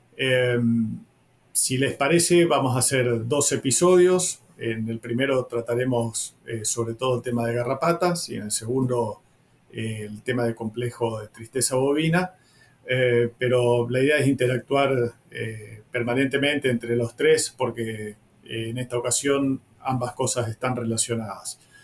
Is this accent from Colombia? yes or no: no; Reconquista, Santa Fe, Argentina; yo vengo de la zona de Reconquista, donde estaba la frontera virtual de la zona de lucha activa